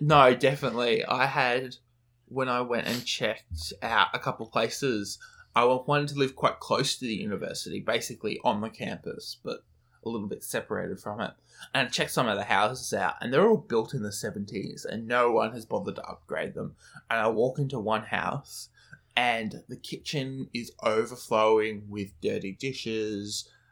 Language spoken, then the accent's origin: English; Brisbane, Queensland, Australia